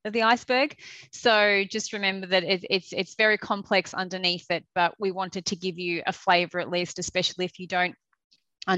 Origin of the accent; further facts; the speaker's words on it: Australia; accent: Australian; moved away as an adult; now in United Kingdom; I'm an Australian, which you will hear very quickly with the accent.